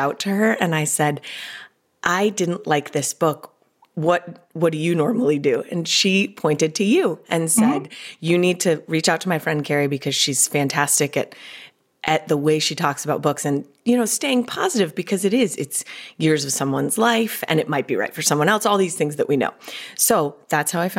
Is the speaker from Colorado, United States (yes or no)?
yes; Colorado, United States; now in California, United States; I'm originally from Colorado